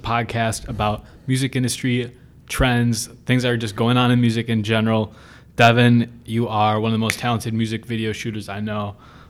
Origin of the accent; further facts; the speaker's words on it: Buffalo, New York, United States; I'm from Buffalo, not much of a music industry scene there, music scene at all.